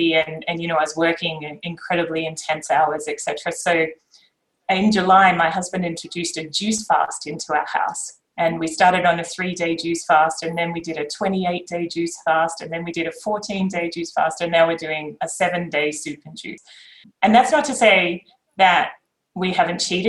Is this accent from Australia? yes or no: yes; Queensland, Australia; moved away as an adult; also born or lived in Japan / Sydney; I grew up in Queensland.